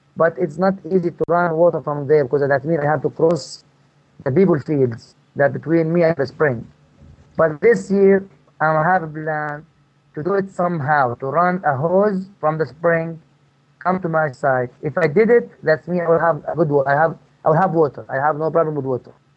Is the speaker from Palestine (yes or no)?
yes; Marda, West Bank, Palestine; moved away as an adult; also born or lived in Chicago / Tennessee; I'm from Palestine, from a town called Marda. I grew up here and I lived all my life in this town except five years.